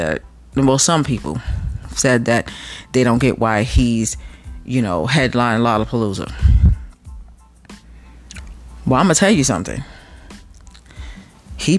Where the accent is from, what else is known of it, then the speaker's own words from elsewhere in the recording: New York, United States; moved away as an adult; I'm from New York